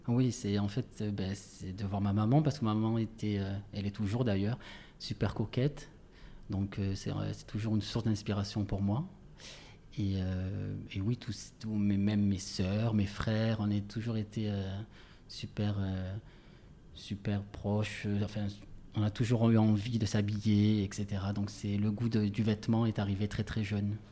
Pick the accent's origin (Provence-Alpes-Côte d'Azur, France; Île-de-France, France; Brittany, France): Provence-Alpes-Côte d'Azur, France; Marseille; accent: Marseillais; moved away; also born or lived in Paris; j'ai toujours mon accent, mon accent marseillais qui est assez fort